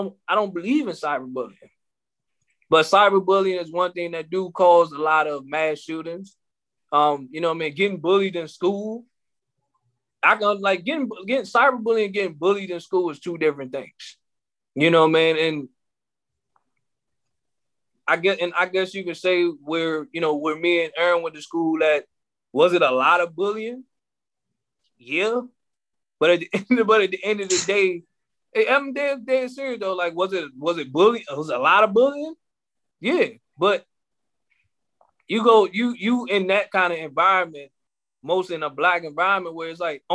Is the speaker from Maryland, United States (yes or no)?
yes; Maryland, United States; we're from Maryland